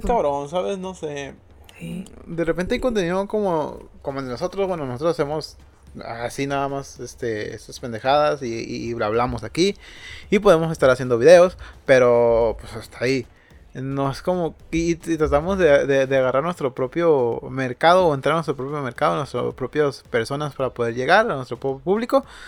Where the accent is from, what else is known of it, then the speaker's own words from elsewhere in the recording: Mazatlán, Sinaloa, Mexico; yo soy de Mazatlán